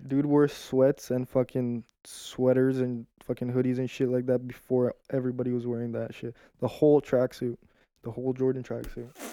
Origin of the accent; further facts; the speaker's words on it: Brazil; also born or lived in Toronto, Canada; I lived there till I was six, and then I moved to Brazil